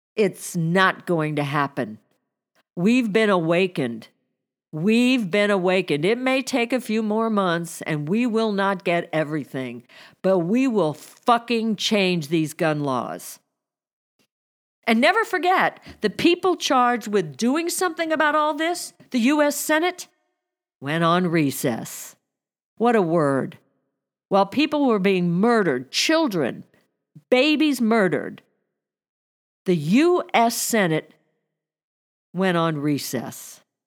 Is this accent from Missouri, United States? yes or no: yes; Missouri, United States; my home state of Missouri